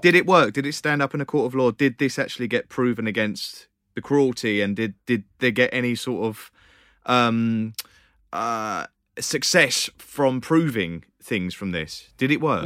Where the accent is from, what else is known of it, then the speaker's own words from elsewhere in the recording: United Kingdom; accent: British; my British accent